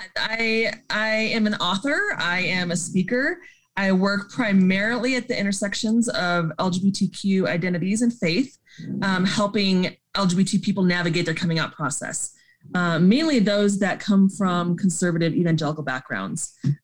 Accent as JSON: {"language": "English", "town": "Colorado Springs", "region": "Colorado", "country": "United States", "tie": "born or raised there", "also_born_or_lived": "Montana / Southern California", "said": "we came and put down roots in Colorado Springs"}